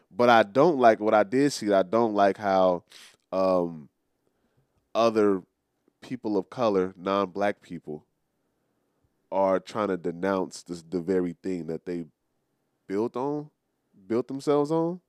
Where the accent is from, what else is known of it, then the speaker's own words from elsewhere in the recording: United States; I am an American. It's on, it's, it's on my, it's on my birth certificate